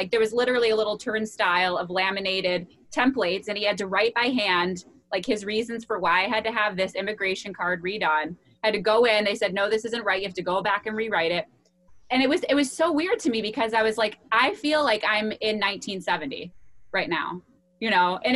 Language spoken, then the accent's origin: English; United States; as an American